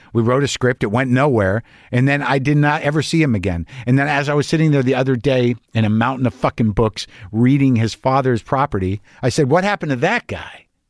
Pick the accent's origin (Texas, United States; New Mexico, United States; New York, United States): New Mexico, United States; I was brought up conservative Jew in New Mexico.